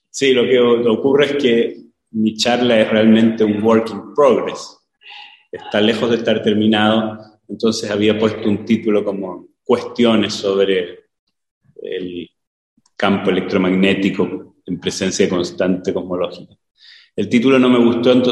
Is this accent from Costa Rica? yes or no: no; Chile; soy el chileno